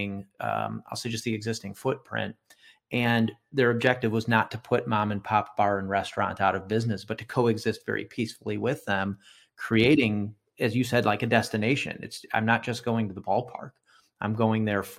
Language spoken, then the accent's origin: English; Arlington Heights, Illinois, United States; my hometown, Arlington Heights